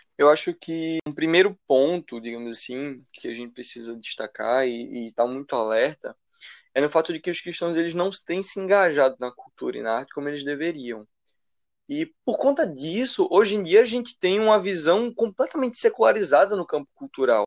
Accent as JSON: {"language": "Portuguese", "town": "Recife", "region": "Pernambuco", "country": "Brazil", "said": "sou aqui do Recife também"}